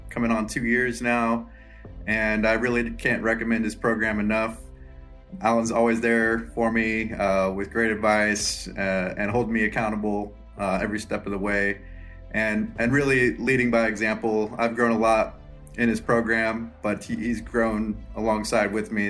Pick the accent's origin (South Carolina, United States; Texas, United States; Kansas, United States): Kansas, United States; Lawrence; I'm from Lawrence, Kansas